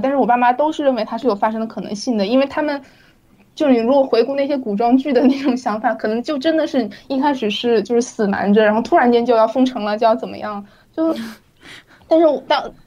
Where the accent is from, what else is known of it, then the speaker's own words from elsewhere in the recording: Wuhan, Hubei, China; moved away as an adult; also born or lived in Jingzhou / Hong Kong; 我是在金州出生，然后在我小学的时候搬去武汉，然后在我高中毕业之后搬去香港